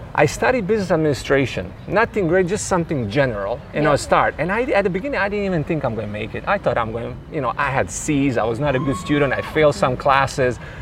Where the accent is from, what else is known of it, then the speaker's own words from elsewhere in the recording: Split, Split-Dalmatia County, Croatia; at that time in 90s where I was growing up, I was born in Split, Croatia.